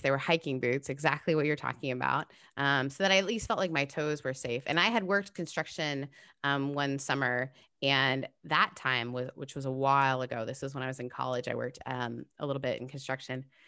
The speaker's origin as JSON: {"language": "English", "country": "Canada", "tie": "born or raised there", "moved": "yes", "lives_now": "United States", "said": "I grew up in Canada"}